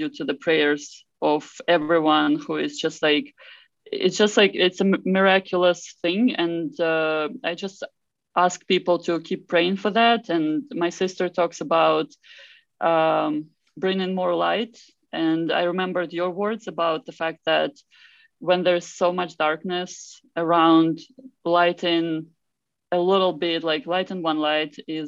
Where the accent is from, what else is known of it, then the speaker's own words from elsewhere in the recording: Enerhodar, Zaporizhzhia Oblast, Ukraine; moved away; my hometown, the small hometown of Energadar.